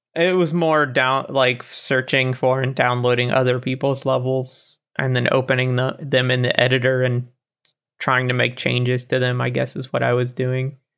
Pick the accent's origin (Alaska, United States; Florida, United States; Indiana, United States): Florida, United States; now in Germany; I was born in Florida and now I live in Germany